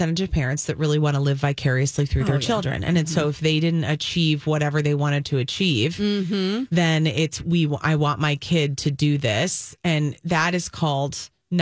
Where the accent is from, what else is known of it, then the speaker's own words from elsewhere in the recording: Apple Valley, Minnesota, United States; also born or lived in Green Bay, Wisconsin / Madison, Wisconsin; I grew up in Apple Valley.